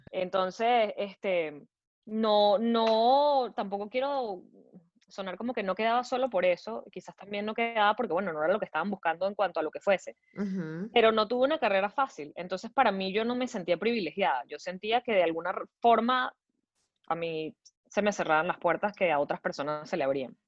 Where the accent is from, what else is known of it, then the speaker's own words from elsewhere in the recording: Caracas, Capital District, Venezuela; moved away as an adult; also born or lived in Montreal; now in United States; crecí, en, nací en Venezuela, soy caraqueña, eh, pasé casi toda mi vida ahí, hasta hace cinco años que emigré